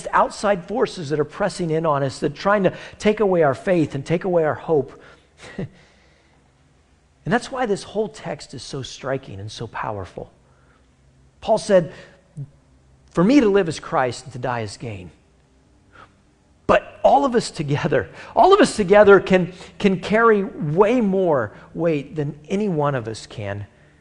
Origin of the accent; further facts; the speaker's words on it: United States; We're all Americans from the United States of America